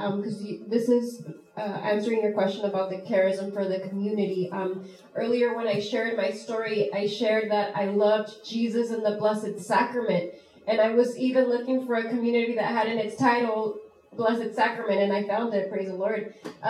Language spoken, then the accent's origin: English; California, United States; moved away as an adult; Originally, I'm from California.